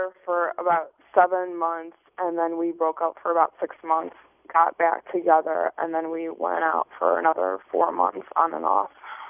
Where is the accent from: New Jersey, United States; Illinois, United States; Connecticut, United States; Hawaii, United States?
Illinois, United States; Chicago